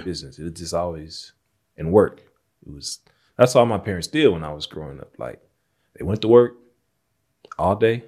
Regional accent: Jonesboro, Arkansas, United States; that I grew up in, Jonesboro, Arkansas

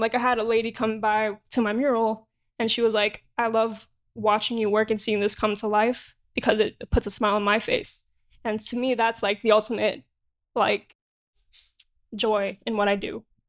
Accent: New York, United States; Born and raised in Jamaica, Queens, New York.

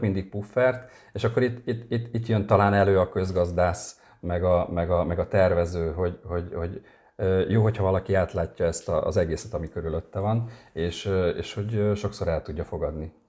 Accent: Érd, Pest, Hungary; also born or lived in a small village in rural Hungary; én vidéken nőttem fel uh-huh. egy mhm. kis faluban, és csak 8 éves koromtól érden.

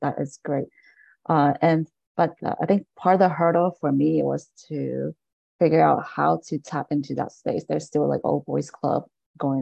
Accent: Delaware, United States; moved away as an adult; also born or lived in Bergen County, New Jersey; now in New Jersey, United States; I am New Jersey, but I grew up in Delaware.

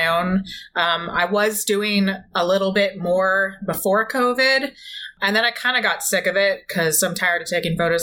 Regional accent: San Francisco Bay Area, California, United States; now in Union City, United States; I'm initially from San Francisco Bay Area

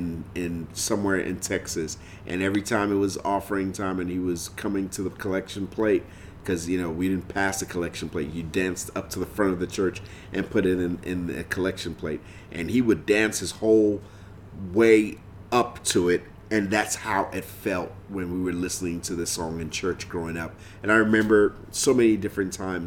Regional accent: Nigeria; growing up in Nigeria, this was a song that every church, every gathering of Christians, you heard, every gathering of Nigerians

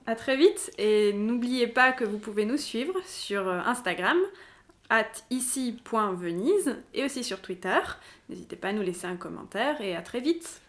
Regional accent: France; now in Venice, Italy; on est des Français

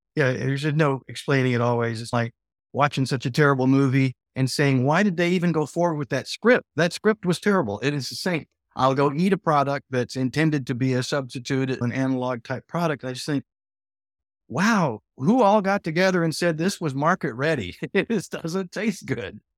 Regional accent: Texas, United States; I did have a meat-centric past as a Texan

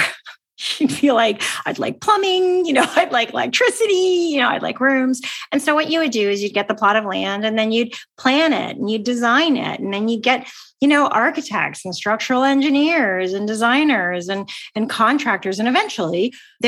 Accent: Canada; I'm Canadian

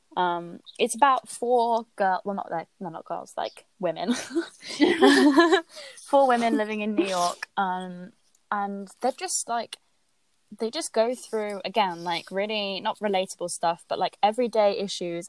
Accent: United Kingdom; also born or lived in Billericay, East of England / Barry Island, Wales; I grew up near Billericay and also near Barry Island

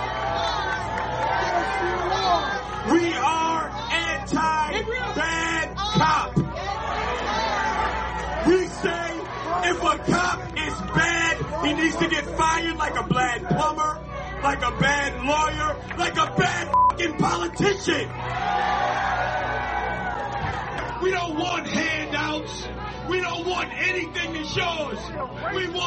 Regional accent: United States; I am an American

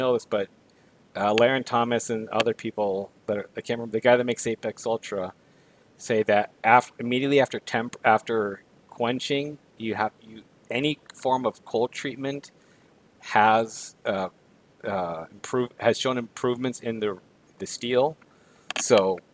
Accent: Guadalajara, Jalisco, Mexico; moved away; I grew up in Guadalajara

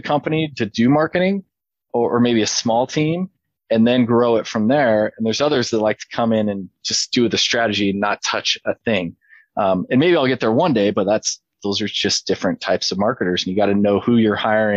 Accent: Idaho, United States; I'm from Idaho

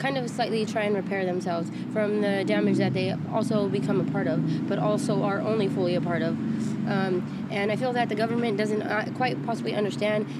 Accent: Riverdale, California, United States; also born or lived in Fresno, California / Hanford, California; now in Visalia, United States; I'm from Riverdale, California

